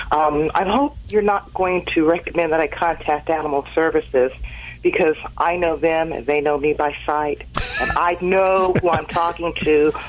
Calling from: Los Angeles, California, United States; Los Angeles.

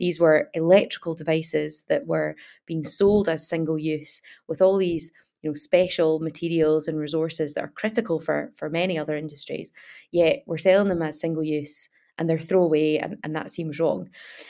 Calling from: Glasgow, Scotland, United Kingdom; I'm based in Dundee, that's where I live, but I'm actually phoning from Glasgow today. So yeah, sunny Glasgow, which is not often the case.

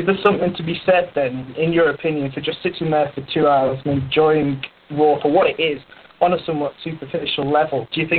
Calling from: Paris, Île-de-France, France; I'm calling from Paris in France.

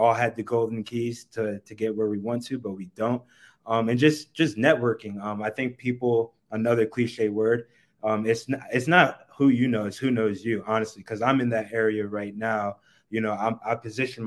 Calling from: Denver, Colorado, United States; I am calling in from Denver, Colorado

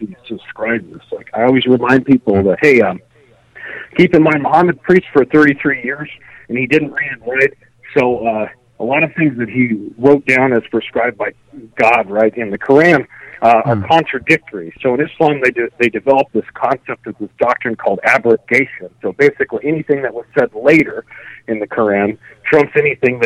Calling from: Fairbanks, Alaska, United States; calling you from the great state of Alaska in the lovely city of Fairbanks

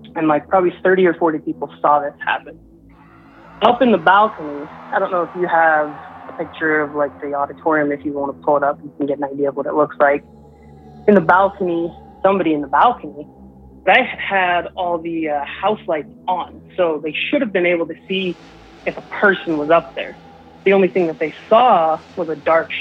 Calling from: Southeast Idaho, United States; calling from Southeast Idaho

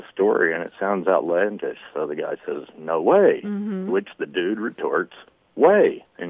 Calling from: Dallas, Texas, United States; from Dallas.

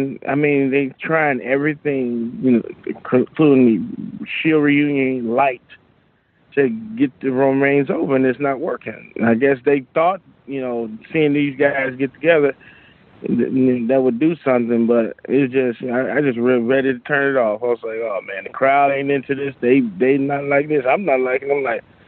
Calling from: Chicago, Illinois, United States; from Chicago.

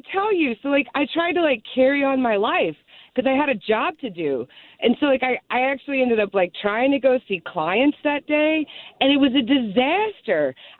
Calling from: Richmond, Virginia, United States; I'm from Richmond, Virginia.

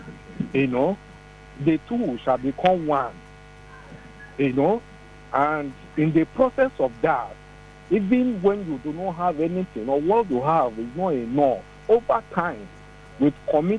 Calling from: Ibadan, Oyo, Nigeria; I'm calling you from Ibadan.

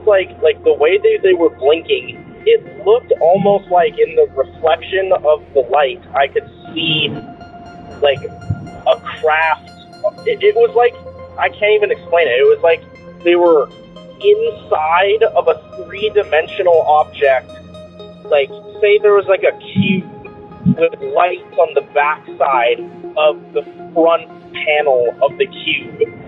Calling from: Ellensburg, Washington, United States; I'm calling from Ellensburg, Washington

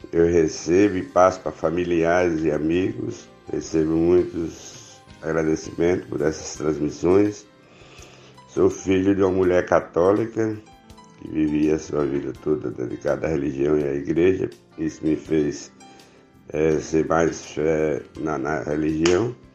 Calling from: Ribeira do Pombal, Bahia, Brazil; sou de Ribeira do Pombal, Bahia.

